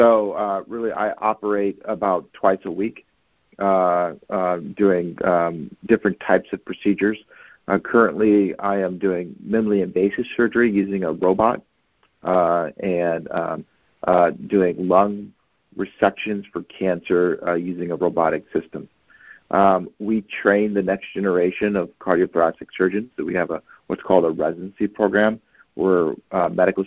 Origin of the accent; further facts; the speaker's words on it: Oakland, California, United States; I grew up in Oakland, California, which is in the California Bay Area, and I'm a product of the Oakland Unified School District